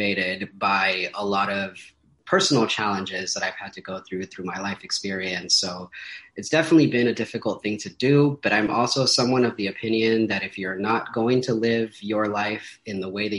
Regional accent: Paramount, California, United States; I am from Southeast Los Angeles, which specifically for me means Paramount, California, right next to Long Beach and Compton

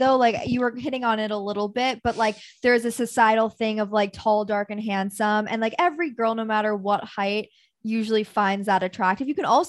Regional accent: New York City, New York, United States; I was born in New York City.

